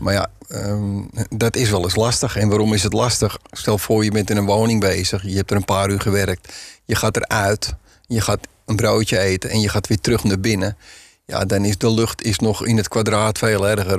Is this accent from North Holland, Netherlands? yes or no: yes; Zandvoort, North Holland, Netherlands; ik kom uit Zandvoort vandaan